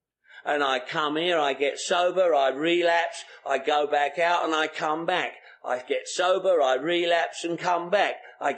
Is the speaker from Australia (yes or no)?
no; London, United Kingdom; born there; I was born in the Second World War, 1943. The Blitz was on in London.